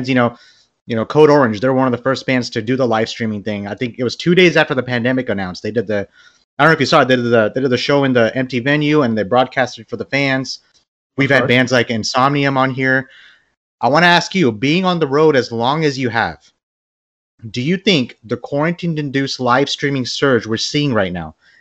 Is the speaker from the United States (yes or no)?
no; Bangladesh; I'm from Bangladesh